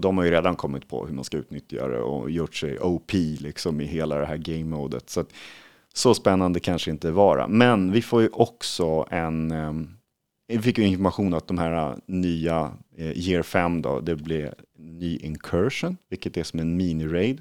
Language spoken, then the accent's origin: Swedish; Sweden; som svensk